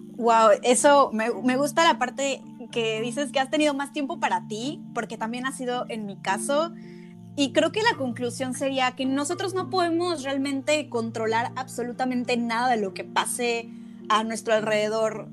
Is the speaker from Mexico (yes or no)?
yes; Mexico; now in Germany; como mexicanos eh, pensamos igual, venimos de una cultura